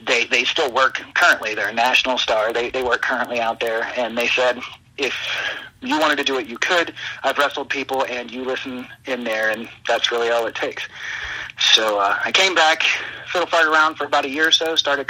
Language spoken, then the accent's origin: English; Cincinnati, Ohio, United States; born or raised there